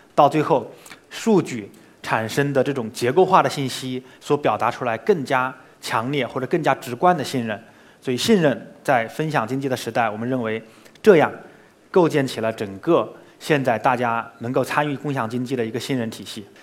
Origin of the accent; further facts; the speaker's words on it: Hangzhou, Zhejiang, China; 比如说西湖， 我肯定 逛了，从小到大我逛了无数圈儿了